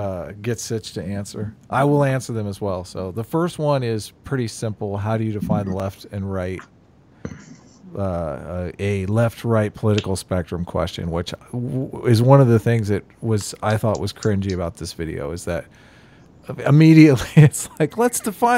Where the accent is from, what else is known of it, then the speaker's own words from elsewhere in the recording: United States; I'm an American.